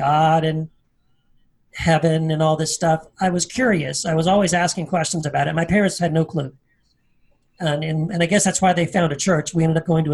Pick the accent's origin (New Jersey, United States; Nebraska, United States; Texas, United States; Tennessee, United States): Tennessee, United States; I was born in Tennessee, a small town of Tennessee